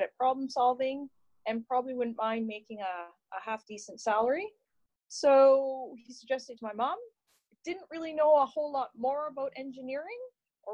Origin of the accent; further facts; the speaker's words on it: Lower Eelbrook, Nova Scotia, Canada; Grew up in very rural Nova Scotia, a small village called Lower Eelbrook